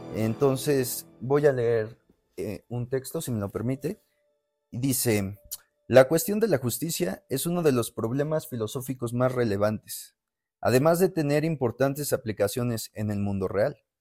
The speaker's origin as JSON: {"language": "Spanish", "country": "Mexico", "said": "nosotros como mexicanos"}